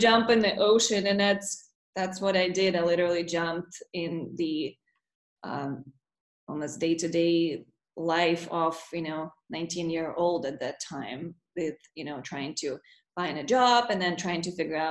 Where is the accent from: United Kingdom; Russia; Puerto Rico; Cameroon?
Russia; moved away as an adult; also born or lived in Murmansk, Russia / Black Sea coast, Russia; now in United States; Yeah, so I grew up in Russia, and I was 18 when I moved from the state from Russia to the States.